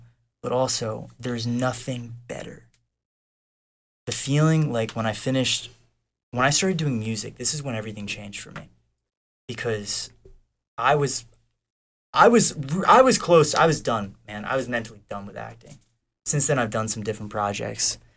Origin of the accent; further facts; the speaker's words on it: North Carolina, United States; now in Los Angeles, United States; I grew up in North Carolina in a really good family